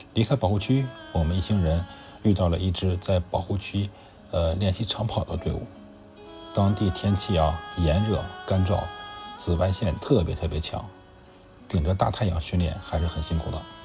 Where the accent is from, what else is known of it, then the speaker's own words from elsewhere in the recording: China; 我们中国人可以参考一下中国男足这个项目